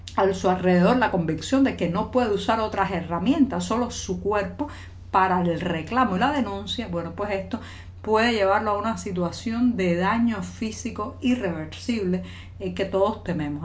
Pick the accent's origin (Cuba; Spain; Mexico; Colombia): Cuba; cubana, periodista, ciudadana